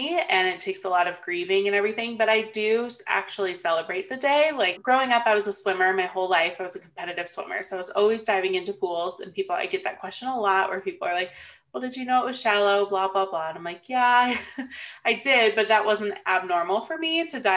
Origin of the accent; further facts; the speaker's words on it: Phoenix, Arizona, United States; also born or lived in California / Gilbert, Arizona; I've lived in the Phoenix area my whole life. Basically, I was born in California, but I only spent a couple weeks there before my parents moved.